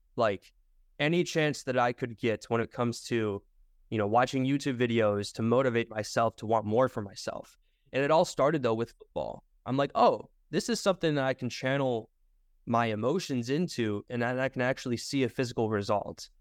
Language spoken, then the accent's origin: English; Michigan, United States; I'm originally from Michigan